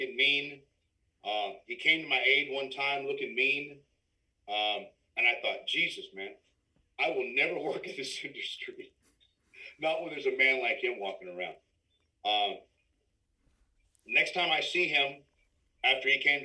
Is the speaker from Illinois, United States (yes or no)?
no; San Antonio, Texas, United States; also born or lived in Los Angeles / Austin; I'm from San Antonio